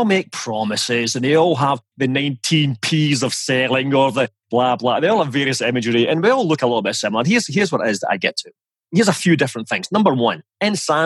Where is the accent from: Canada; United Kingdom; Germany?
United Kingdom; Scotland; moved away as an adult; also born or lived in United States; now in Switzerland; as you can probably tell from my charming accent, I am Scottish